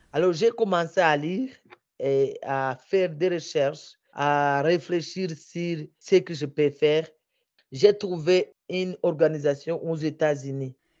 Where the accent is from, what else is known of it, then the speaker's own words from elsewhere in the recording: Bukavu, South Kivu, DR Congo; chez nous à Bukavu